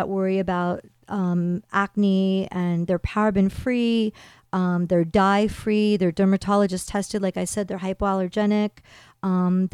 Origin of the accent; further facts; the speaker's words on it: East Coast, United States; moved away; I grew up on the East Coast